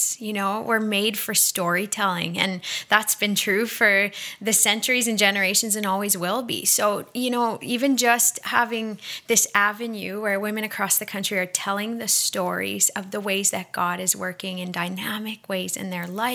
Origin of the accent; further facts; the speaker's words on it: Australia; now in Montreal, Canada; from Australia living in Montreal